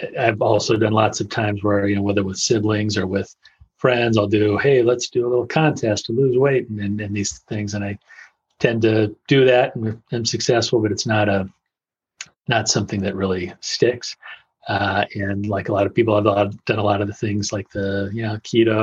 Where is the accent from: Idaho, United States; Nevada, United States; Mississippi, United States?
Nevada, United States; Las Vegas; moved away as an adult; also born or lived in Russia / Chicago / California; I grew up actually in Las Vegas